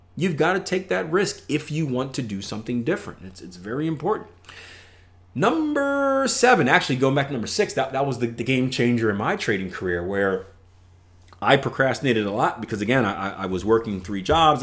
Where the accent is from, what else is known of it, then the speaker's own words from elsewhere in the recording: Philadelphia, Pennsylvania, United States; I come from Philadelphia, P